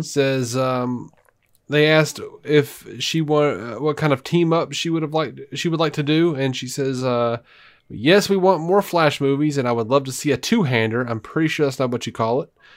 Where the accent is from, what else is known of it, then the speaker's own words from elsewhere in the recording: Montgomery, Alabama, United States; moved away as an adult; now in Birmingham, United States; I grew up in Montgomery.